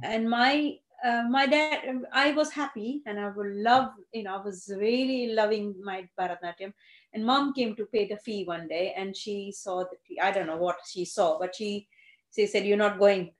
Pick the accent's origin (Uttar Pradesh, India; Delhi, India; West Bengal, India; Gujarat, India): Gujarat, India; first language Gujarati; English is a second language; moved away as an adult; I went to Gujarati medium school. English was a subject for me.